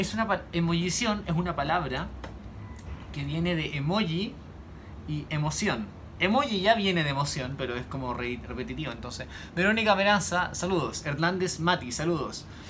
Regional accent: Chile; yo soy chileno, como las subalpillas, como la empanada

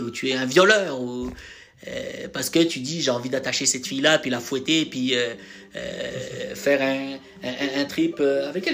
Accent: France; j'ai grandi en France

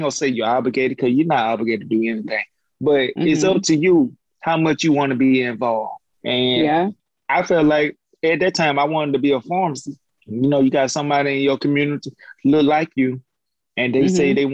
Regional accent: Jackson, Alabama, United States; moved away; my hometown, Jackson

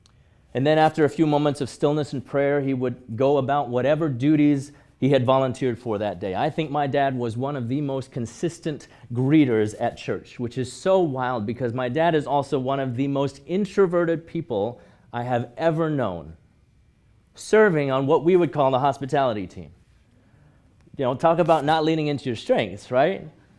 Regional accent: Hong Kong; I grew up in Hong Kong, going to church with my parents from as early as I could remember, every Sunday morning, whether I wanted to or not, whether I felt like it or not.

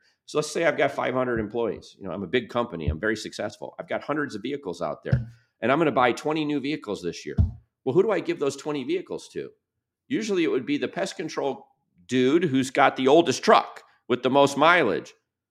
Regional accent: Birmingham, Michigan, United States; I go back to when I grew up in Birmingham, Michigan.

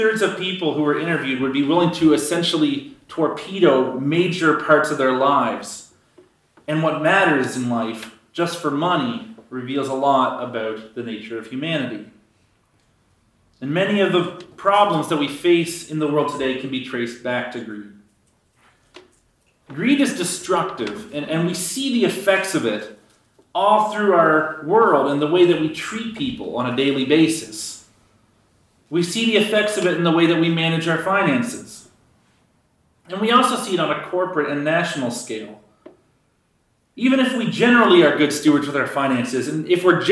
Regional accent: Canada

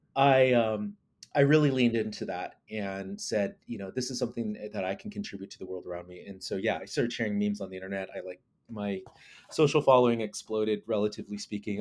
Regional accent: Lawrence, Kansas, United States; I grew up in Lawrence, Kansas, uh, and, which is, like, eastern Kansas

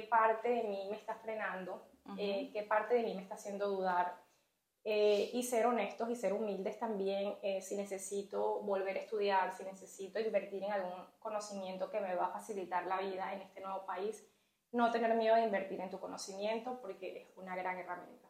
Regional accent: Venezuela; moved away as an adult; now in Canada; pude ejercer la enfermería por más de una década en mi país, en Venezuela.

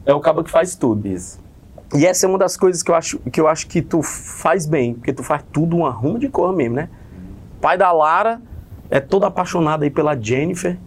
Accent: Fortaleza, Ceará, Brazil; Eu sou do Conjunto Ceará

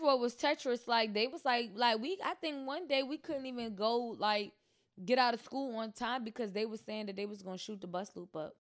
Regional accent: Chesterfield, Missouri, United States; moved away; also born or lived in New York; I grew up in Chesterfield

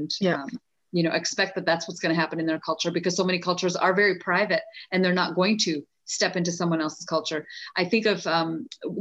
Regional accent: Canada; also born or lived in India; now in United States; I was born in India, but then grew up in Canada and then lived in the US

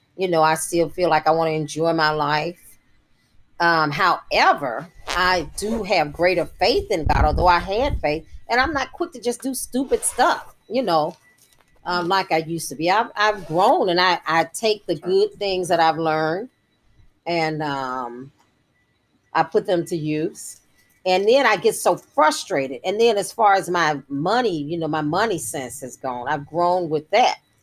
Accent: Jackson, Mississippi, United States; I was delivered, I think, by Dr. Robert Smith or Dr. Britton, one of the African American doctors that was prominent in the, our community in Jackson, Mississippi at that time

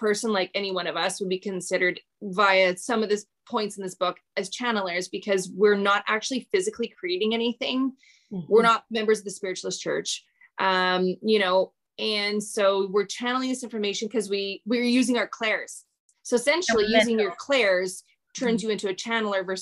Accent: Canada; I'm Canadian

